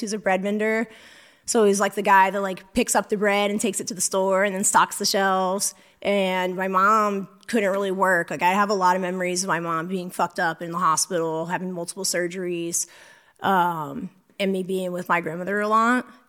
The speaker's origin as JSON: {"language": "English", "town": "St. Augustine", "region": "Florida", "country": "United States", "tie": "born or raised there", "also_born_or_lived": "Louisiana", "said": "I grew up in Saint Augustine, Florida"}